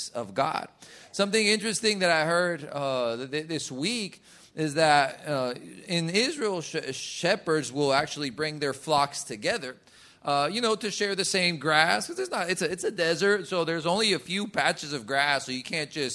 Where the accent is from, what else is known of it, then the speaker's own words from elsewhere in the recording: Colombia; moved away; where I grew up in Colombia, if someone said buenas noches, my mom made sure you said buenas noches back.